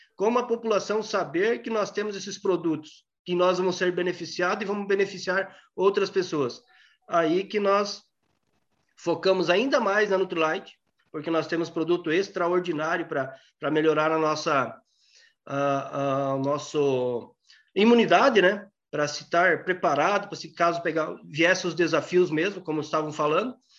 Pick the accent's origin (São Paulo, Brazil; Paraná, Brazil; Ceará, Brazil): Paraná, Brazil; Pranchita; moved away as an adult; Nasci lá na, no município de Pranchita, no sudoeste do Paraná, bem na fronteira com a Argentina. Por pouco não nasci argentino, mas aí fiquei, fiquei no interior até, até os 21 anos